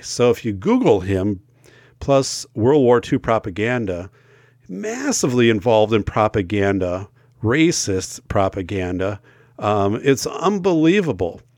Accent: northern Wisconsin, United States; I grew up in in more of northern Wisconsin. I live now in southern Wisconsin

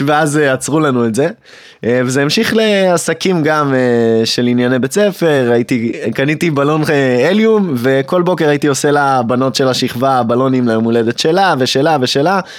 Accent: Hod HaSharon, Central District, Israel; גדלתי בהוד השרון

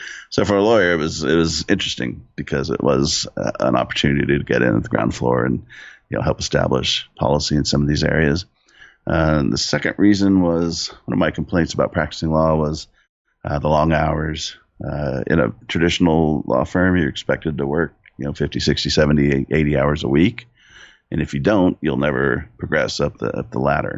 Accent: Southern California, United States; I grew up in Southern California. I still live there now. I'm in San Diego

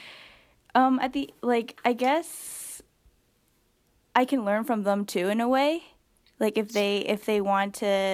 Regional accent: Southern California, United States; I'm from California

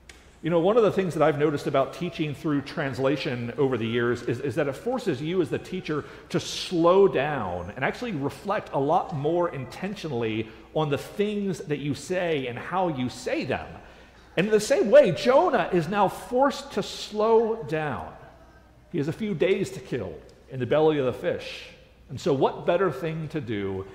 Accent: United States; as an American

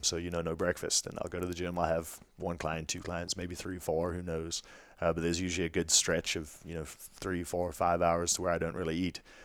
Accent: South Africa; moved away; growing up in South Africa

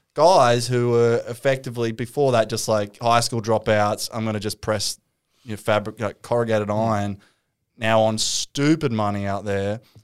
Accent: Newcastle, New South Wales, Australia; growing up in Newcastle

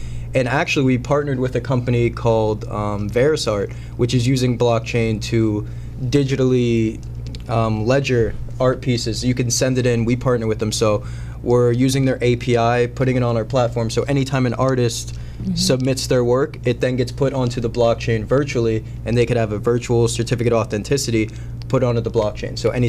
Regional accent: Tampa, Florida, United States; And I came up from Tampa, Florida, actually.

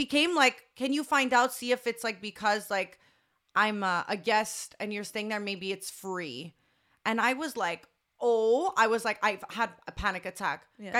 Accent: Canada; I guess being Canadian

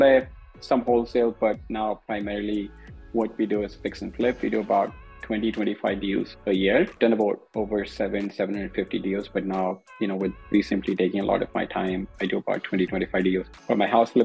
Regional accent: India; moved away as an adult; also born or lived in New York / Chicago; Born and raised in India.

